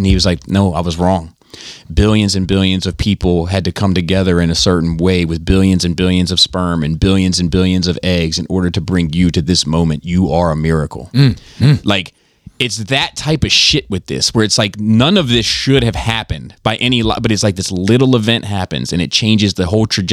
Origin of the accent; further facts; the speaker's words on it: Columbia, Maryland, United States; the city where I grew up in Columbia